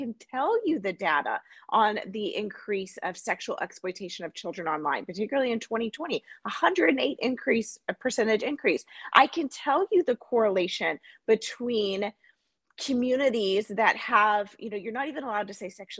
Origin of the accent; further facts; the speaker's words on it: United States; as an American.